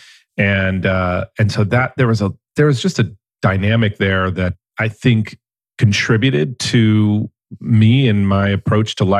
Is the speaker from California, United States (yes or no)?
yes; Los Angeles, California, United States; I grew up in San Fernando Valley of Los Angeles